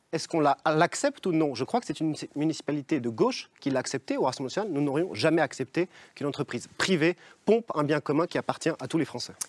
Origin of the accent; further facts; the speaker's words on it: Évian-les-Bains, Auvergne-Rhône-Alpes, France; je suis né à Évian-les-Bains